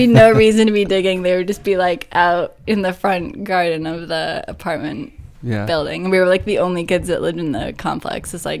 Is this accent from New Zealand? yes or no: yes; New Zealand; now in United States; That was sort of like my favorite thing to do growing up in New Zealand.